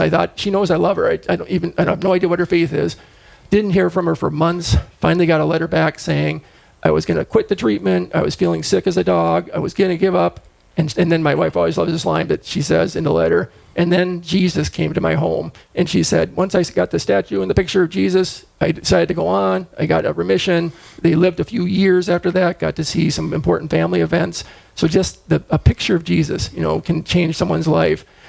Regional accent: Fargo, North Dakota, United States; also born or lived in Rochester, Minnesota / Brainerd, Minnesota; I grew up in Fargo.

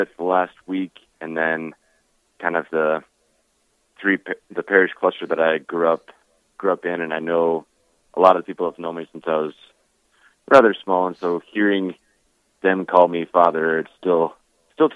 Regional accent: Diocese of Rapid City, South Dakota, United States; I grew up out in the Diocese of Rapid City, South Dakota, on a cattle ranch about an hour and a half west of Pierre.

